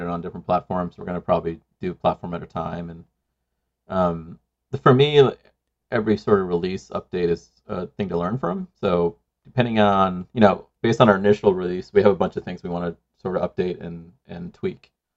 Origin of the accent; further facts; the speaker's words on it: Sri Lanka; moved away; I grew up in Sri Lanka